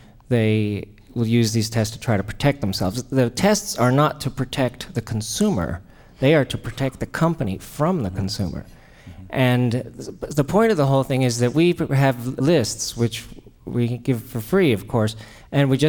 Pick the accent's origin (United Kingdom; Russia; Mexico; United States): Mexico; moved away; as a kid, I was raised in Mexico